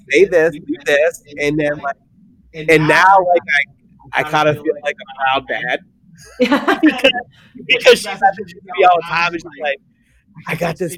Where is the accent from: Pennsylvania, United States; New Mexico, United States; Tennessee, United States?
Pennsylvania, United States; accent: Southern style; I'm from Pennsylvania.